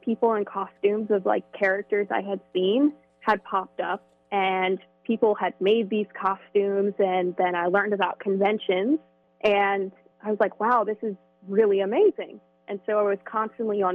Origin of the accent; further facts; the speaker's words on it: Hillsborough, New Jersey, United States; moved away as an adult; I grew up in Hillsboro, New Jersey, right off of Route 206 in the same house for my entire life.